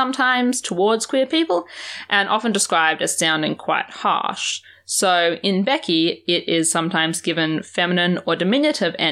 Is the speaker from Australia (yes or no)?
yes; Australia; as an Australian